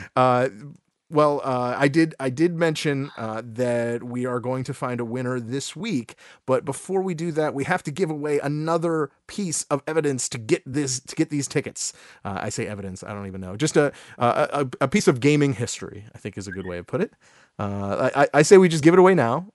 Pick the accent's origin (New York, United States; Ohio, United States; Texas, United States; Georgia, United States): Ohio, United States; Cleveland; we are from the Cleveland area